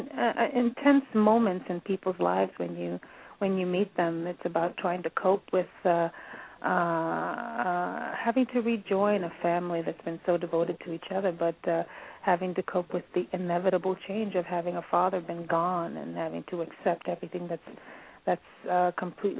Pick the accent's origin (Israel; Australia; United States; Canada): United States; New York City, New York; moved away; I'm born and raised in the Bronx